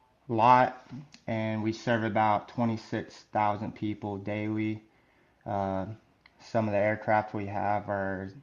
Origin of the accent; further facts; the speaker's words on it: Georgia, United States; moved away as an adult; now in Travis AFB, California, United States; I'm originally from Georgia, so my first assignment was nice. Because I was close to home